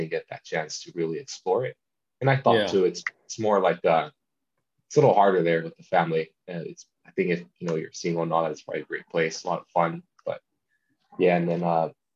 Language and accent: English; Salinas, California, United States; moved away as an adult; also born or lived in Los Angeles; now in Murrieta, United States; it's Salinas. It's by Monterey.